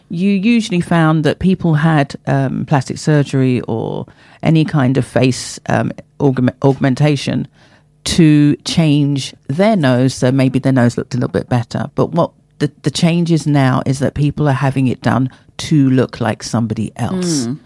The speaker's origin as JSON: {"language": "English", "town": "Hillingdon", "region": "London", "country": "United Kingdom", "tie": "born or raised there", "said": "growing up as I grew up in Hillingdon, Middlesex"}